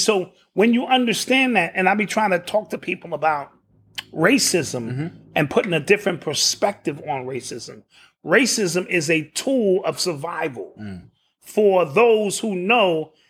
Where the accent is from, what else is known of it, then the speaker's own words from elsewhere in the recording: Queens, New York, United States; Sure, you from Brooklyn, I'm from Queens, Bronx.